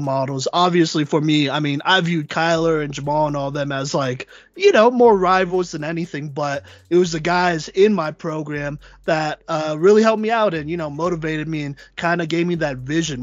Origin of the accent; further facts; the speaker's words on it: Plano, Texas, United States; I'm from Plano, which is like literally right south of Allen